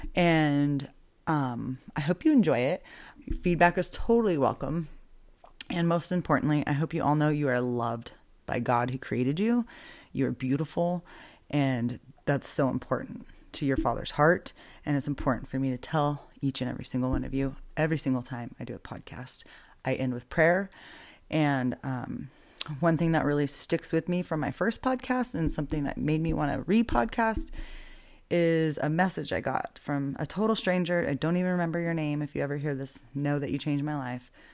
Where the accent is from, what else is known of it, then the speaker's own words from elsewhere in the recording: Boise, Idaho, United States; moved away as an adult; now in Albuquerque, United States; I grew up in Boise, Idaho. I now live in Albuquerque, New Mexico.